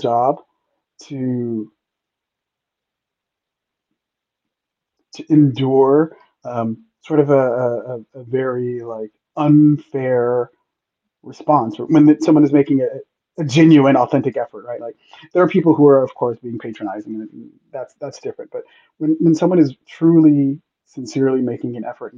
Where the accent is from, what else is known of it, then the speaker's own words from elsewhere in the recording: Los Angeles, California, United States; also born or lived in Santiago, Chile; I was from Los Angeles